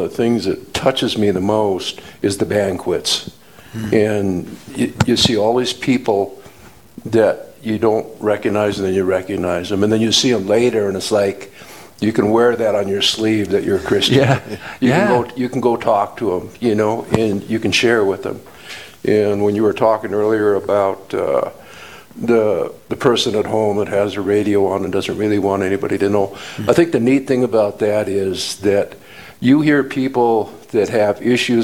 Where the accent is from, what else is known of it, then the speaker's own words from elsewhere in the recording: Montana, United States; moved away as an adult; now in Rapid City, United States; we're originally from Montana